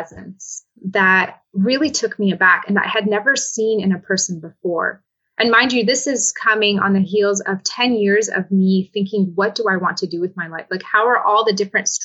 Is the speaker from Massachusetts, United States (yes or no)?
no; Southern California, United States; also born or lived in Damascus, Syria; I was actually born in Damascus, Syria, but my parents moved to the United States when I was just under 2 years old. And so I was raised here in Southern California, where I live now